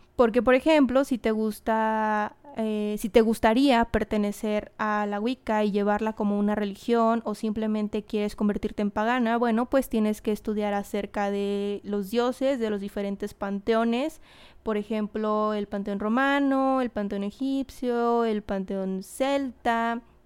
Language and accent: Spanish; Mexico; yo soy mexicana